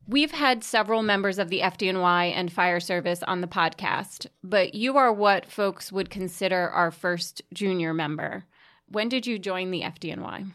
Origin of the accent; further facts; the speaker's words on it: Staten Island, New York, United States; moved away; I'm originally from Staten Island